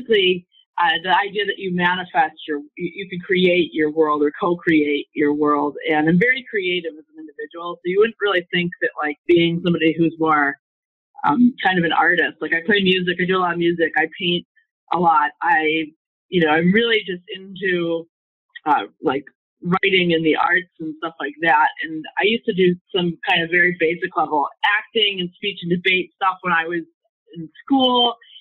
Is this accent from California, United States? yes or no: no; New York, United States; Oh, yeah. Well, you know, in New York, we say I love you in a different four-letter context.